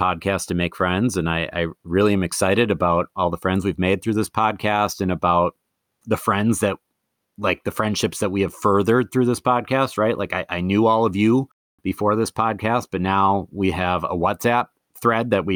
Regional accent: Madison, Wisconsin, United States; moved away as an adult; also born or lived in Eau Claire, Wisconsin; now in Twin Cities, United States; I'm from Madison. Kind of thought I would have been in Madison forever, but in 2011 moved to Minnesota

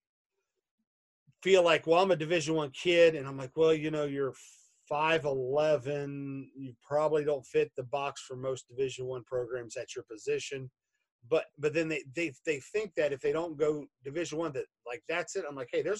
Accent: Xenia, Ohio, United States; I'm from Xenia, X-E-N-I-A

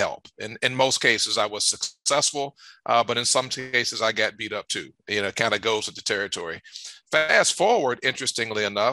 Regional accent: Richmond, Virginia, United States; moved away; I'm from Richmond, Virginia. That's my hometown

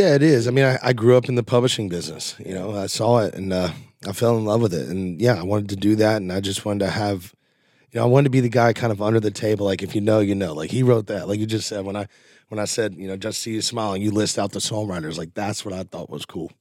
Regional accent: Nashville, Tennessee, United States; I was born right here in Nashville, and just, there's no reason to move

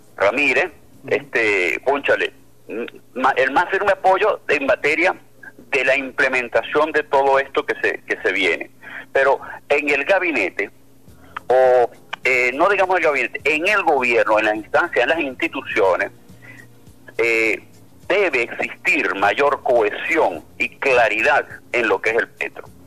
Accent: Venezuela; como venezolano

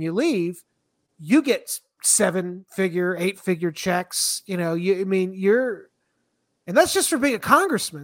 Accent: Florida, United States; moved away as an adult; also born or lived in Alexandria, Virginia; I'm from Florida

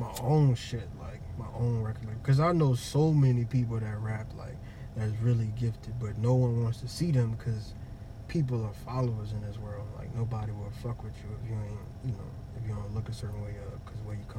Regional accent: New Orleans, Louisiana, United States; I grew up in Iberville Project.

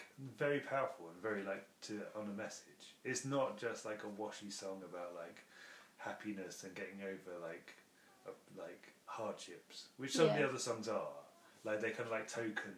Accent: United Kingdom; as a Brit

